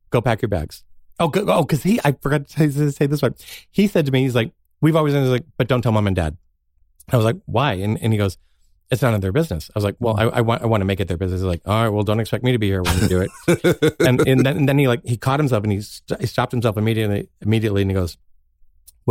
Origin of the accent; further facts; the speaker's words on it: South Shore of Boston, Massachusetts, United States; now in Los Angeles, United States; I grew up on the South Shore of Boston